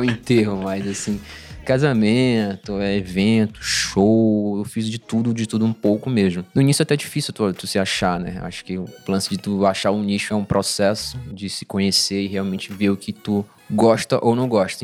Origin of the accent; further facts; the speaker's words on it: Belém, Pará, Brazil; moved away as an adult; now in São Paulo, Brazil; eu sou de Belém